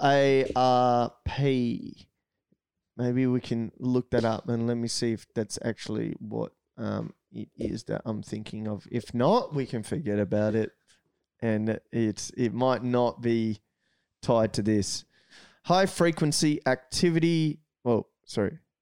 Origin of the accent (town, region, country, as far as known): Australia